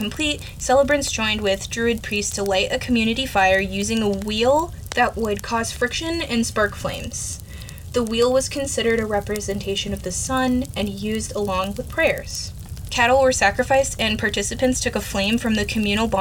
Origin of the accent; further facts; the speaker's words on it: United States; I'm American.